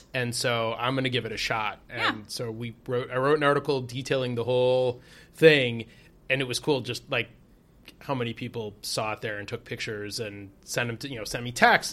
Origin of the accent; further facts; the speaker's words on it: Detroit, Michigan, United States; moved away; also born or lived in Chicago; I'm from Detroit and spent time in Chicago